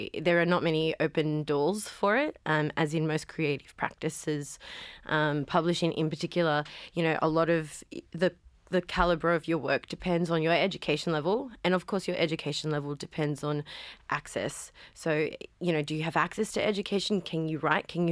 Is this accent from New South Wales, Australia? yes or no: yes; Cabramatta, New South Wales, Australia; I grew up in Cabramatta in the 90s